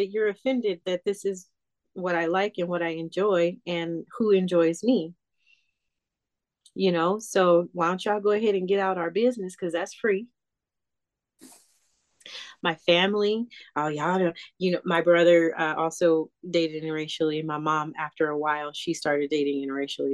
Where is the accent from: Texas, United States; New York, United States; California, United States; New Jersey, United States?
California, United States; Southern; also born or lived in Calabasas / Pasadena / Altadena; growing up in Calabasas and in Pasadena and Altadena and all of those places, like in Southern California.